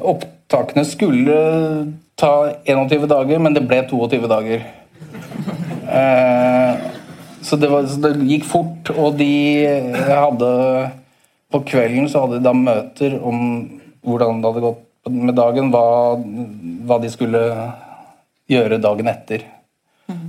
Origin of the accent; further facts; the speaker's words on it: Oslo, Norway; jeg vokste opp i leiligheten i Bo, på Bogerud.